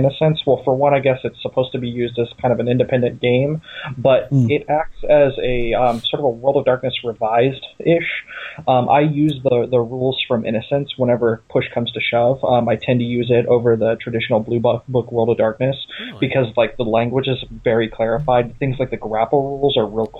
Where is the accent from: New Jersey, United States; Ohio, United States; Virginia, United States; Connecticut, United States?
Ohio, United States; also born or lived in California; now in Pennsylvania, United States; I'm not originally from Pennsylvania. I come from Ohio. I mostly lived in California. I just recently moved here with my wife